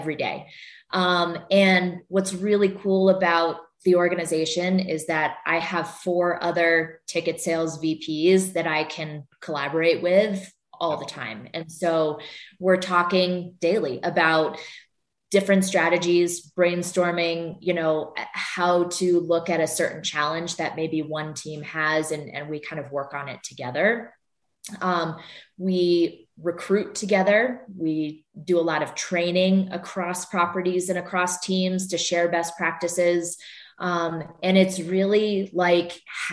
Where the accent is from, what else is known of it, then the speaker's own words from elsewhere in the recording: Vermont, United States; moved away; I grew up in Vermont and there are no pro sports teams there